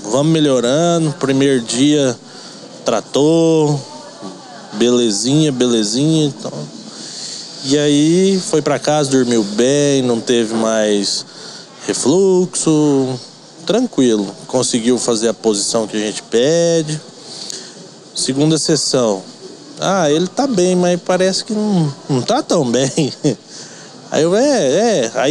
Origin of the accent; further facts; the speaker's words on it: Goiás, Brazil; moved away as an adult; now in Avaré, Brazil; eu sou de Goiás, né?